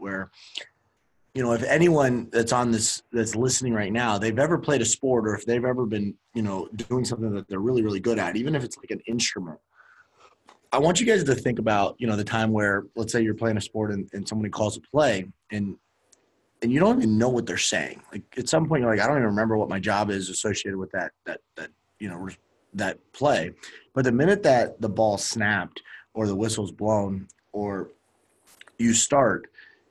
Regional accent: Miami, Florida, United States; moved away; I'm originally from Miami

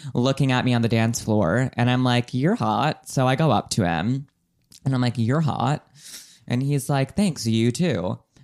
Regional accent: United States

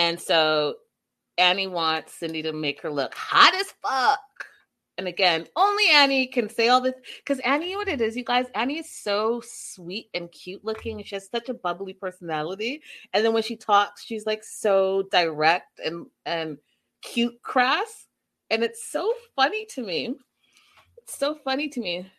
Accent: Canada; now in United States; I'm Canadian

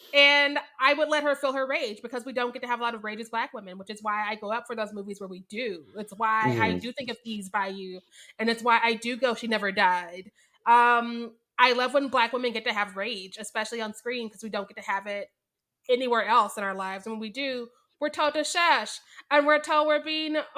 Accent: Missouri, United States; I was born and raised in Missouri

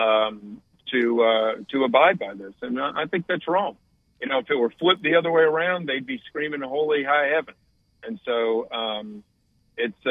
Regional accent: Raleigh, North Carolina, United States; I grew up in Raleigh and read the News and Observer every day when I was growing up

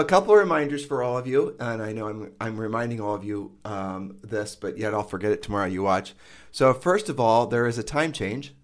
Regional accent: Midwest, United States; moved away as an adult; now in Caribbean island; growing up in the Midwest

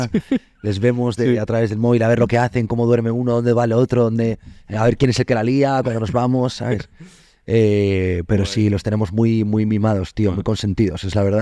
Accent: Asturias, Spain; soy asturiano

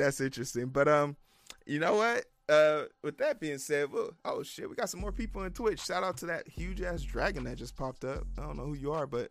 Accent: Chicago, Illinois, United States; moved away; I'm from Chicago

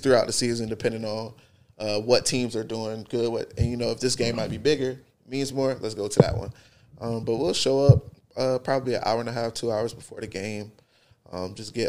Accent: Polk County, Florida, United States; growing up in Polk County

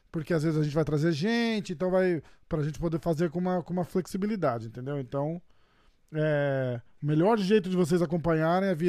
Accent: Rio de Janeiro, Brazil; Eu vim do Rio de Janeiro, porra.

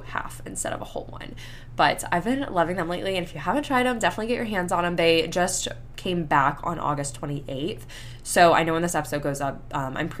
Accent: Panama City Beach, Florida, United States; moved away; I grew up in Panama City Beach

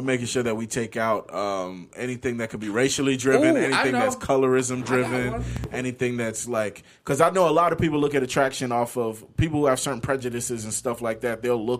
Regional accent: Orlando, Florida, United States; I grew up privileged. I'm in Orlando.

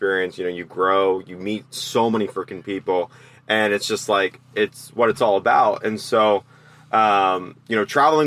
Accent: outside of the Philadelphia area, Pennsylvania, United States; moved away as an adult; also born or lived in New York; growing up outside of the Philadelphia area

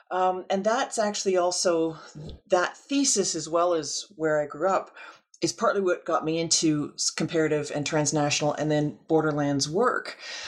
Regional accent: Calgary, Alberta, Canada; I am teaching in Southern Alberta, as you noted, but I actually grew up here as well. So I grew up in Calgary, which is just a little bit north of where I am now, a little bit north of the border.

